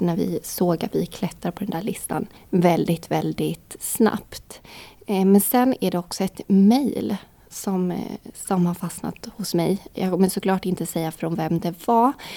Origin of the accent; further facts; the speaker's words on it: Vimmerby, Kalmar County, Sweden; jag är från Vimmerby